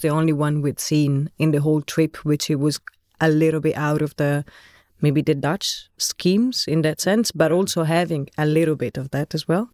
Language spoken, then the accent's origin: English; Florence, Tuscany, Italy; moved away as an adult; also born or lived in England; now in Netherlands; I'm Italian. Born and raised in Florence, studied architecture in Florence, then moved abroad in different places.